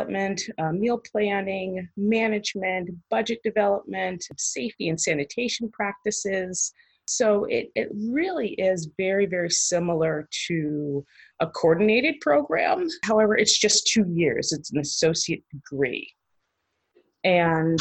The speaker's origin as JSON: {"language": "English", "region": "Maryland", "country": "United States", "also_born_or_lived": "Connecticut / Cincinnati", "moved": "as an adult", "said": "I am originally from Maryland"}